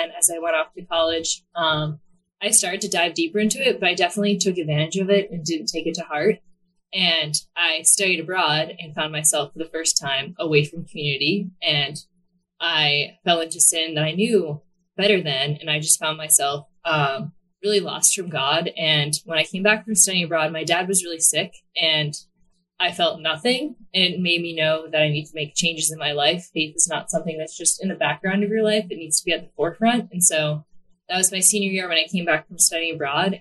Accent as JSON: {"language": "English", "town": "Hanover", "region": "Massachusetts", "country": "United States", "tie": "born or raised there", "moved": "as an adult", "lives_now": "New Jersey, United States", "said": "I am from the South Shore in a small town called Hanover. I've lived there my entire life, except for I just moved to New Jersey about, I think it's 5 months ago now"}